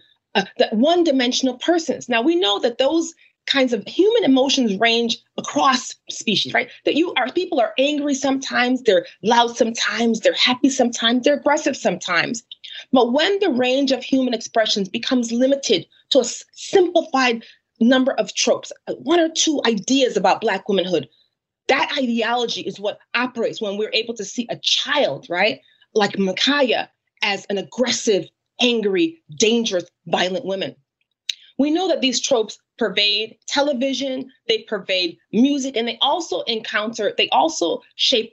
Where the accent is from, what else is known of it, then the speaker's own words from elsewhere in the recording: Connecticut, United States; I'm from Connecticut